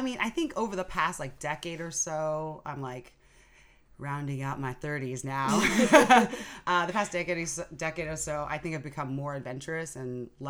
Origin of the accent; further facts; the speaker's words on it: San Francisco, California, United States; I'm half Japanese, half Nigerian, so I speak fluent Japanese, spent summers there as a kid, so growing up in San Francisco is great for that kind of community.